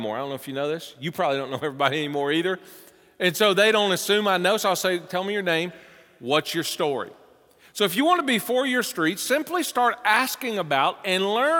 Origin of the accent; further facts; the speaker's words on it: the South, United States; moved away as an adult; now in Cincinnati, United States; with my accent, when I first moved here, people say, you're not from around here, are you? No. How did you know? I know you're from the South